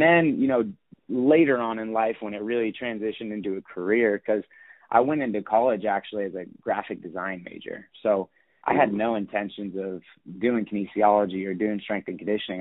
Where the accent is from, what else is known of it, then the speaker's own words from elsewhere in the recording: Sacramento, California, United States; born and raised in Sacramento, California.